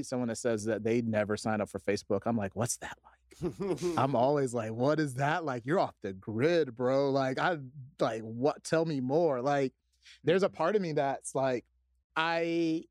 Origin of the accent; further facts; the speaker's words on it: Atlanta, Georgia, United States; moved away; also born or lived in Chicago; growing up where I grew up in Atlanta, it was rough